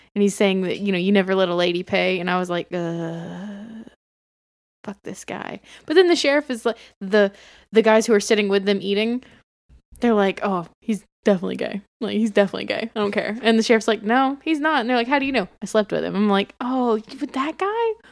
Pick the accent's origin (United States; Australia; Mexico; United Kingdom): United States; Bartow County, Georgia; I come from Bartow